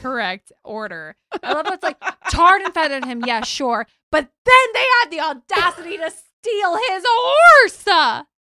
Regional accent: Louisiana, United States; Louisiana, which, as everybody knows, is my birthplace

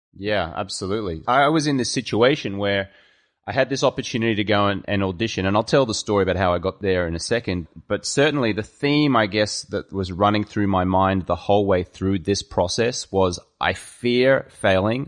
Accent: Brisbane, Queensland, Australia; accent: Australian; moved away as an adult; also born or lived in London; now in Los Angeles, United States; I was born in Brisbane, Australia

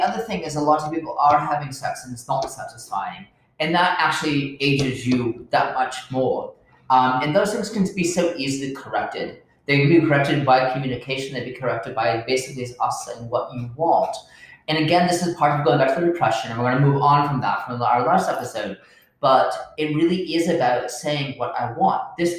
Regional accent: United Kingdom; I know, but I'm a Brit.

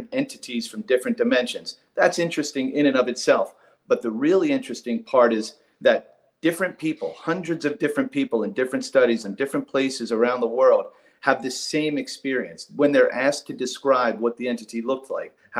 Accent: Northeast, United States; Born and raised in the Northeast, went to college, went to law school, wore a suit, went to court

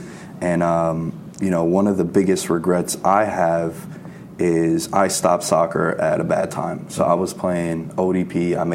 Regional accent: New York City, New York, United States; now in Long Island, United States; I grew up in Queens. Mm-hmm. Now I live in Long Island

